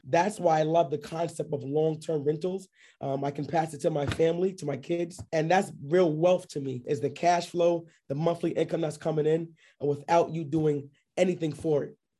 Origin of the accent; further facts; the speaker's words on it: New York City, New York, United States; moved away as an adult; also born or lived in Scranton, Pennsylvania; now in Georgia, United States; I'm based out of here in, uh, Georgia, but I'm originally from New York, uh, Queens, New York. I w, lived in Bayside, Queens, actually.